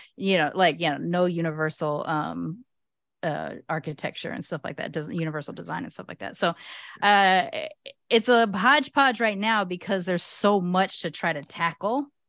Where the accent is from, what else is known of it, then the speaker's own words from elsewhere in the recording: United States; I may be born here in America